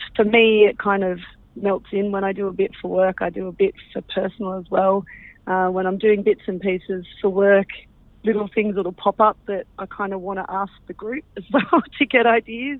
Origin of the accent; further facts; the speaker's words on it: Canberra, Australian Capital Territory, Australia; I'm from Canberra, grown up in uh, and uh, in Canberra my whole life, actually.